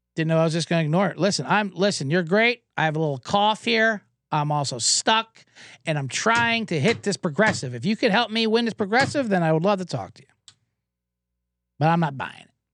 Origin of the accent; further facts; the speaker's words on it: Los Angeles, California, United States; How are you in L A?